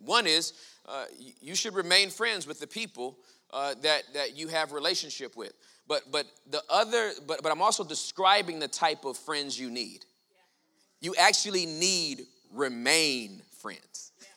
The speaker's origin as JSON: {"language": "English", "region": "Southern California", "country": "United States", "tie": "born or raised there", "said": "I was born and raised in Southern California in the hood."}